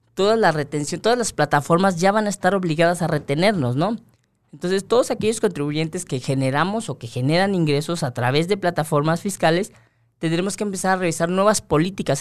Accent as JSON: {"language": "Spanish", "country": "Mexico"}